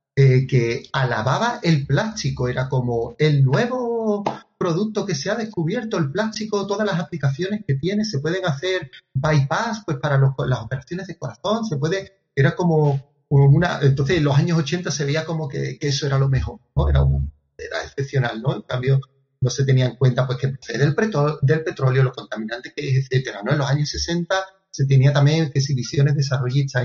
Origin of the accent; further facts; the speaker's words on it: Andalusia, Spain; fue la primera vez que salí no solo de España, sino de mi, de mi comunidad autónoma de Andalucía